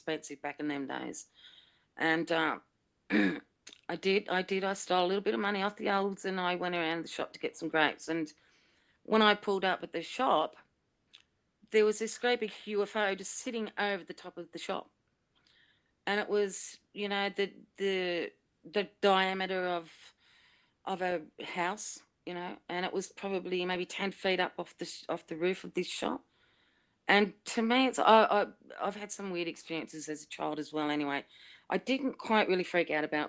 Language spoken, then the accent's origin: English; Sydney, New South Wales, Australia; I grew up in Blacktown in Sydney